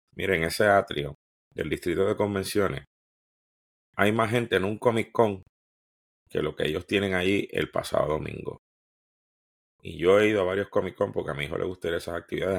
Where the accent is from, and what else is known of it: Puerto Rico